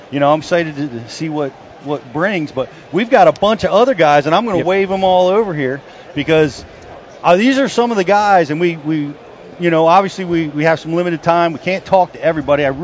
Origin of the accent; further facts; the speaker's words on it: Peachtree Corners, Georgia, United States; I'm from Peachtree Corners, Georgia.